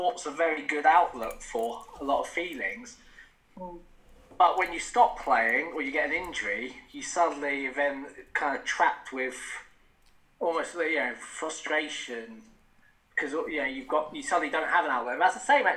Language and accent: English; Wales, United Kingdom; I'm from Wales, actually. And just up along the valley, actually. Not so not far from Cardiff